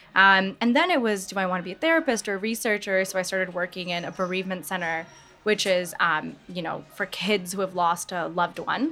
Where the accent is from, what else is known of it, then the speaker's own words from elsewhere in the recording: Michigan, United States; moved away as an adult; now in New York, United States; Born and raised in Michigan. So a Midwest gal over here